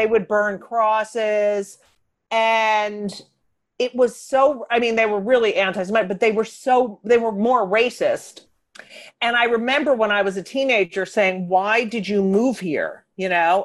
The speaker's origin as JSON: {"language": "English", "region": "New Jersey", "country": "United States", "tie": "born or raised there", "also_born_or_lived": "Newark / Elizabeth / Clark", "said": "I was born in Newark. We lived in Elizabeth, and then we moved to Clark, New Jersey"}